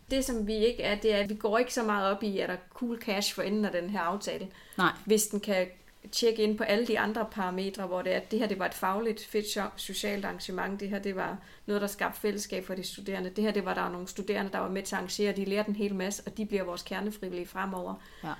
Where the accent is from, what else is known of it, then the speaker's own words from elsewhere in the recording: Odense, Southern Denmark, Denmark; jeg er jo øh, Odenseaner, har boet det meste af mit liv i Odense.